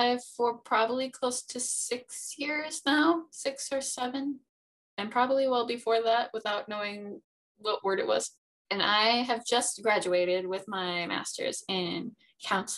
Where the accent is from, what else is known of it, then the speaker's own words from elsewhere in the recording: United States; we're from America